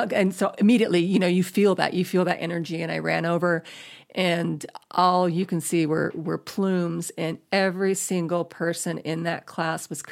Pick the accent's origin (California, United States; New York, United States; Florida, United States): Florida, United States; Space Coast; moved away as an adult; now in Los Angeles, United States; I grew up in Florida. I grew up on the Space Coast